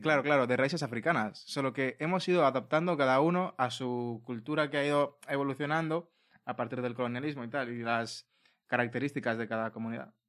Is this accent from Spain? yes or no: yes; Spain; also born or lived in Latin America (ancestry); nosotros hemos crecido aquí